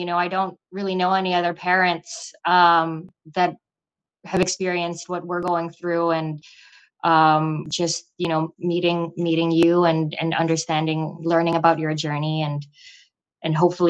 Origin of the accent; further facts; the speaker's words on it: New York, United States; And because we're from New York, hopefully we have a little bit of business going on in New York too.